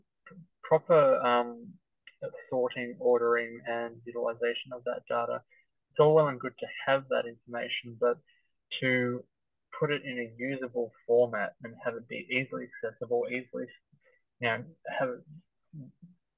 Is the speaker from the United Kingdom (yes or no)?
no; Hoppers Crossing, Victoria, Australia; I grew up in Hoppers Crossing out in the west where there are very few trees.